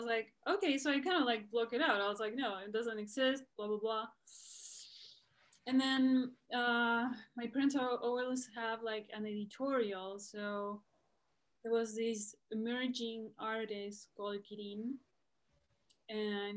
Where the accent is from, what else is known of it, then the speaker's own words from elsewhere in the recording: Buenos Aires, Argentina; moved away as an adult; also born or lived in Los Angeles, California; now in California, United States; I was born here in California, Los Angeles, but my parents are Argentinian, so they raised my brother and I in Buenos Aires.